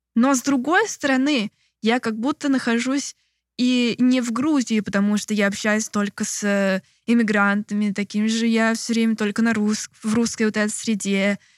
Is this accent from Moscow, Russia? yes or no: yes; Moscow, Russia; moved away as an adult; also born or lived in Novosibirsk; now in Georgia; Я вообще из Москвы